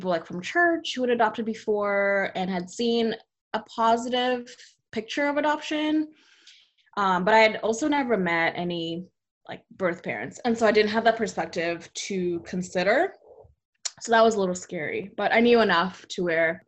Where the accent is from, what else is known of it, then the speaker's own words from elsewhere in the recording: California, United States; moved away as an adult; also born or lived in Texas; I grew up mostly in California.